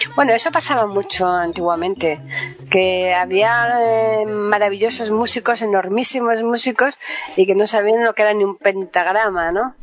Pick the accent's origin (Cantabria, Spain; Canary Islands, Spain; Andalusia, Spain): Andalusia, Spain; Seville; now in Madrid, Spain; En mi tierra hay 40 grados, en Sevilla hay 40 grados